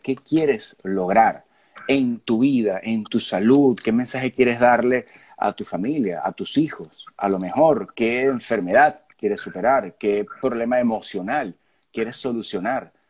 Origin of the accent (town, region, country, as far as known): Venezuela